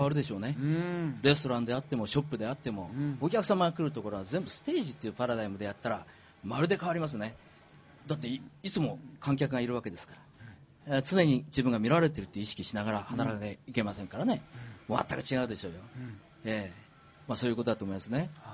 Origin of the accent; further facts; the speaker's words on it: Miyagi, Japan; 宮城で生まれて